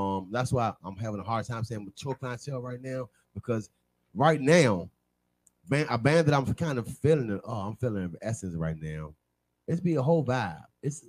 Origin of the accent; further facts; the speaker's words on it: Maryland, United States; I'm not from D.C. I'm from Maryland.